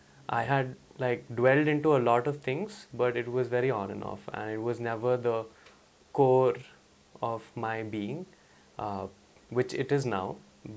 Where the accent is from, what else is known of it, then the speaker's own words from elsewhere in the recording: India; Yeah, so growing up was, as an Indian kid, your relationship with sports is highly dependent on how you do in class.